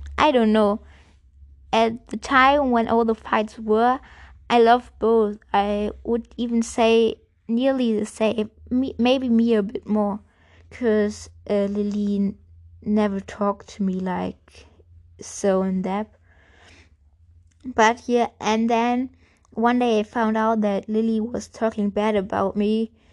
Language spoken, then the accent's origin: English; Germany; English is a second language; I'm German. And, yeah, I'm speaking English